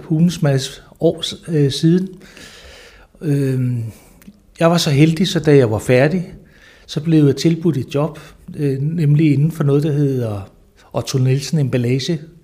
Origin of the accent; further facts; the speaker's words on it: Lolland-Falster, Zealand, Denmark; also born or lived in Slagelse / Southern Jutland; jeg er født i Slagelse, øh, men har boet det meste af mit liv på Lolland Falster